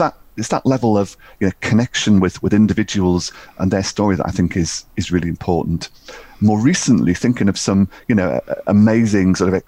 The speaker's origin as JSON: {"language": "English", "area": "the Northeast", "region": "North East England", "country": "United Kingdom", "tie": "born or raised there", "said": "Born and bred in the Northeast, I've spent most of my working life here"}